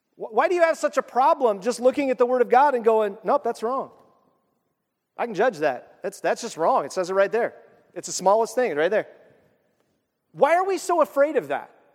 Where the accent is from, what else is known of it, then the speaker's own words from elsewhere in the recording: United States; I'm an American